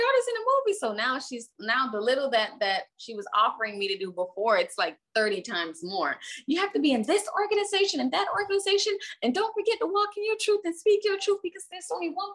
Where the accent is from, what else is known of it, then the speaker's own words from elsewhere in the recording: Miami, Florida, United States; also born or lived in Hialeah, Florida; I was raised in Little Haiti, and you know, kind of the urban neck of the woods, the hood of Miami